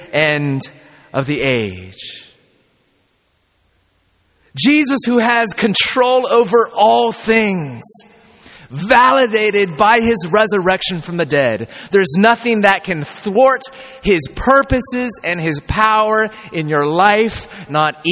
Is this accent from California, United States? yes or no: yes; California, United States; I'm from California